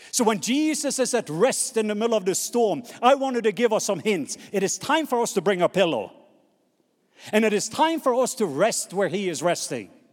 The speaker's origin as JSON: {"language": "English", "country": "Norway", "accent": "Norwegian", "second_language": "English", "moved": "yes", "said": "my Norwegian accent"}